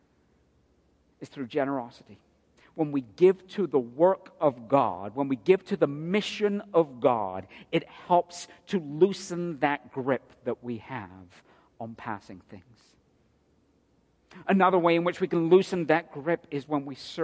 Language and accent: English; United Kingdom; now in United States; a Brit